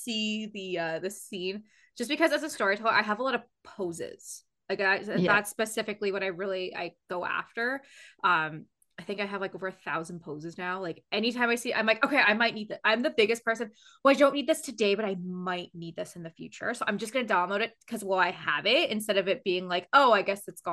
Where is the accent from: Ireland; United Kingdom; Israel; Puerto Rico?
United Kingdom